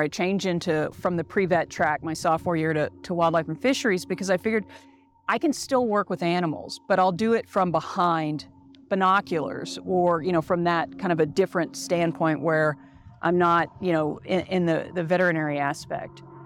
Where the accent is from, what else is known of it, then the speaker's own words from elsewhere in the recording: Dallas, Texas, United States; now in Colorado, United States; I grew up in Dallas, Texas